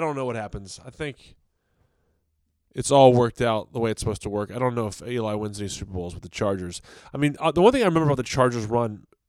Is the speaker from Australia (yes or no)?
no; Virginia, United States; I'm from Virginia.